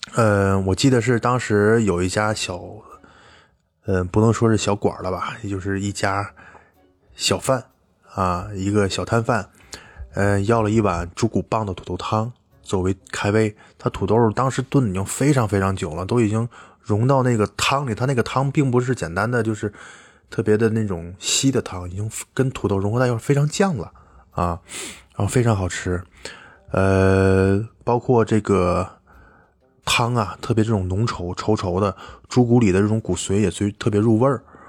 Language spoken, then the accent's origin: Chinese; Tianjin, China; also born or lived in Beijing; 像我们天津这边吃螃蟹嗯都要沾一些醋